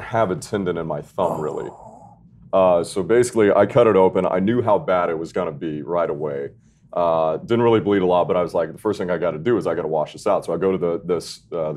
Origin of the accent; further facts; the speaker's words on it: Austin, Texas, United States; I'm from Austin, Texas